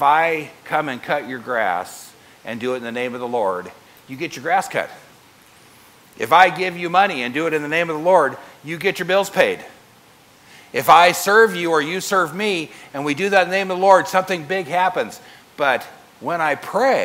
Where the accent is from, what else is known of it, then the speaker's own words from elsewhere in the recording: United States; I'm an American